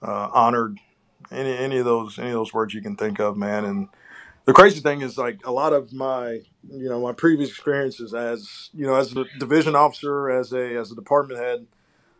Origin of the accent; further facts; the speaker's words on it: Houston, Texas, United States; Born and raised in Houston, Texas